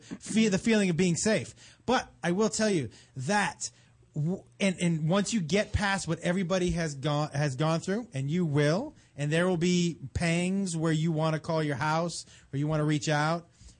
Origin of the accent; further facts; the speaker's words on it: Massachusetts, United States; I went to school in Texas, and I'm from Massachusetts, and I knew nobody.